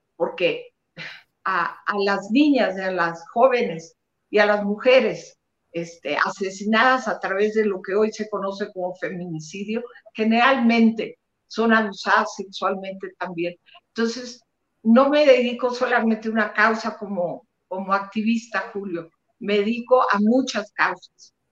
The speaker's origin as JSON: {"language": "Spanish", "town": "Monterrey", "region": "Nuevo León", "country": "Mexico", "said": "de donde soy yo, de Monterrey, Nuevo León"}